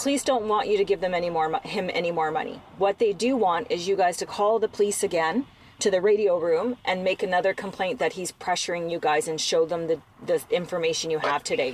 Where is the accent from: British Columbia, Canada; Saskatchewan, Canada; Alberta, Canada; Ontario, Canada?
British Columbia, Canada; I'm from British Columbia.